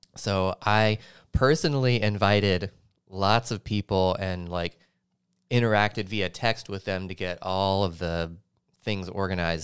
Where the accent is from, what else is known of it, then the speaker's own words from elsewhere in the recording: Nashville, Tennessee, United States; moved away; born and raised in Nashville, Tennessee, Music City, U S A.